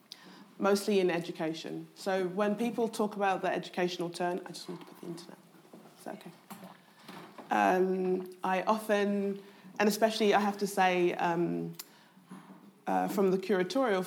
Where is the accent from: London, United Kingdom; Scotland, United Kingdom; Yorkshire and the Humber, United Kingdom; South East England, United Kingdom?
London, United Kingdom; I was brought up in Southeast London